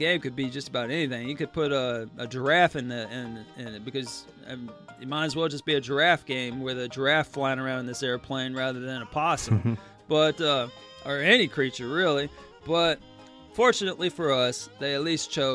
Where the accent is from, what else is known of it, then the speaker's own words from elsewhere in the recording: North Texas, United States; It's out in North Texas. That's where I grew up. And so, growing up in North Texas